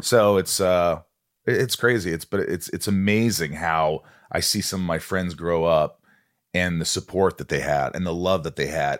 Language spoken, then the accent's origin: English; Indiana, United States; born or raised there; also born or lived in New York